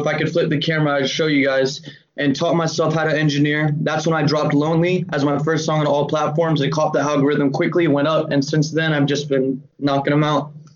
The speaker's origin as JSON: {"language": "English", "town": "Atlanta", "region": "Georgia", "country": "United States", "tie": "born or raised there", "also_born_or_lived": "Cleveland, Ohio / Augusta, Georgia / Louisville, Kentucky / Virginia", "said": "I was born in Cleveland, Ohio, then moved to Georgia at nine years old in Augusta, and then we moved to Atlanta at 11."}